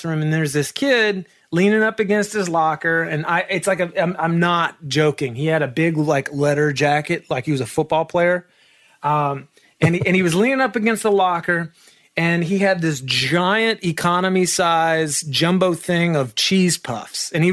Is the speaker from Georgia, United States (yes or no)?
yes; Marietta, Georgia, United States; moved away as an adult; also born or lived in Atlanta, Georgia / Nashville, Tennessee; I was born and raised in Atlanta, Georgia. I was, in Marietta, Georgia, which is like a suburb